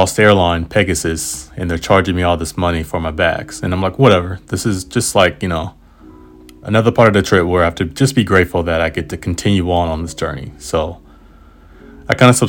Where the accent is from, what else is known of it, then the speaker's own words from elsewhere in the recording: United States; Yeah, I am